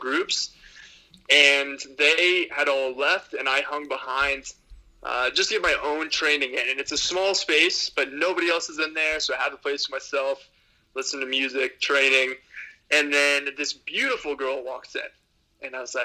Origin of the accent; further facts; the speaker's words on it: Texas, United States; I'm from Texas.